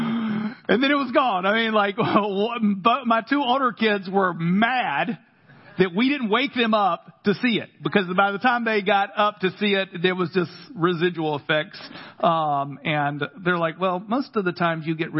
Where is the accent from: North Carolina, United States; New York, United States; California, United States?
North Carolina, United States; Carthage; accent: country; Every now and again, my country accent comes out. From Carthage, North Carolina